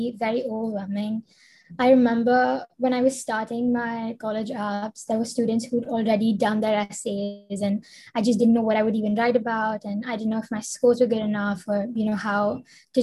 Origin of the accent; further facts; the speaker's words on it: India; I'm from India. I live in Mumbai right now